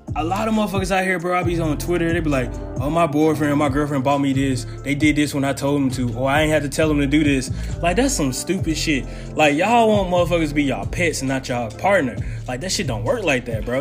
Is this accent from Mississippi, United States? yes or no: yes; Mississippi, United States